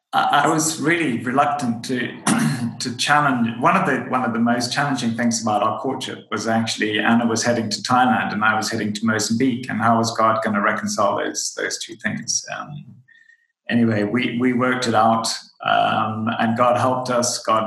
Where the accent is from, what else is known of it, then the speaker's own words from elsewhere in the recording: Zimbabwe; So I'm from Zimbabwe in Southern Africa.